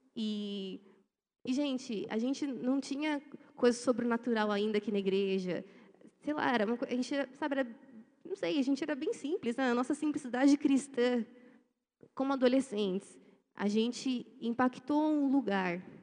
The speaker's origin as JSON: {"language": "Portuguese", "country": "Brazil", "said": "A gente é brasileiro. Eu sou brasileiro."}